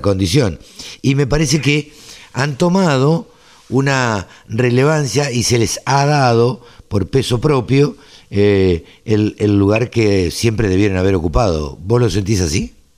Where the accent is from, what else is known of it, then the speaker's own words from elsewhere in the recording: Maipú, Buenos Aires Province, Argentina; yo soy oriundo de Maipú